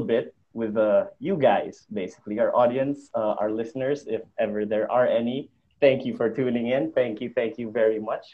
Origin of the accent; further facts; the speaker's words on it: Bacolod, Negros Island Region, Philippines; also from Bacolod